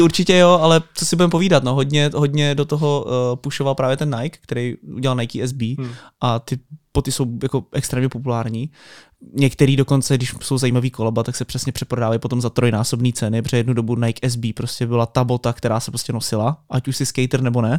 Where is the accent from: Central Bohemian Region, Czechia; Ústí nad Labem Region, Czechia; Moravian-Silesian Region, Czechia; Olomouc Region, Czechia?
Ústí nad Labem Region, Czechia; Most; já jsem třeba z Mostu, z malého města